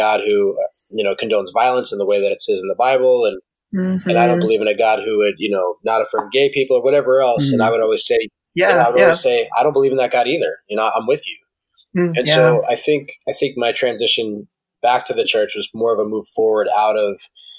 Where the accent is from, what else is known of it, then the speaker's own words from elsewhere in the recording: New York, United States; moved away as an adult; I grew up in New York